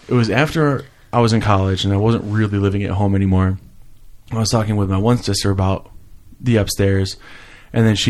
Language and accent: English; New York, United States; also born or lived in New Jersey; I was born in New Jersey, spent the first 8 years in New Jersey, and then moved to New York and lived in the parents' house